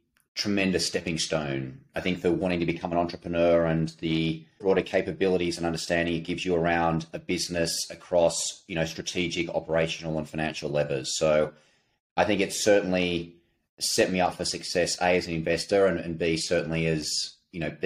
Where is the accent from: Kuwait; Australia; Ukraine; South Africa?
Australia; accent: Australian; moved away as an adult; now in New York, United States; the accent, you can tell born and raised in Australia